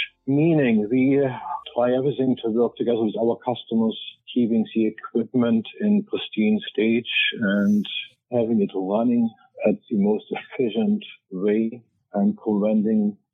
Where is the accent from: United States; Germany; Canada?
Germany; East Germany; moved away; Growing up in East Germany.